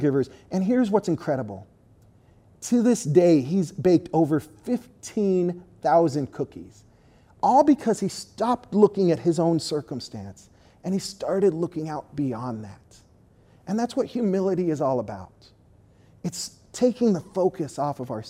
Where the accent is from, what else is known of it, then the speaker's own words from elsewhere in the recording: Southern California, United States; moved away; I'm from Southern California